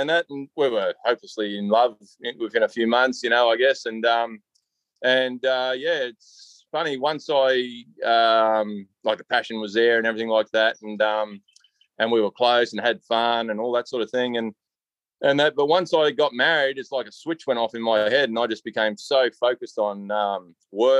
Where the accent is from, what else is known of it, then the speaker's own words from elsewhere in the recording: New South Wales, Australia; also born or lived in Malta; Parents moved over here when I was just over a year old.